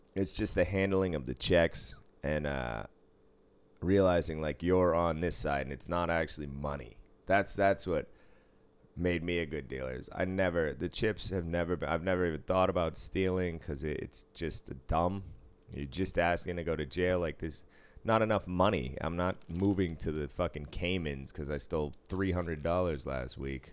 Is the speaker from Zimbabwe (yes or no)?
no; Boston, Massachusetts, United States; now in Las Vegas, United States; I grew up in Boston.